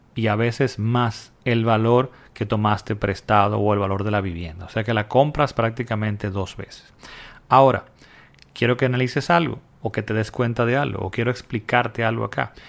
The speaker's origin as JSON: {"language": "Spanish", "country": "Dominican Republic", "said": "en mi país, República Dominicana"}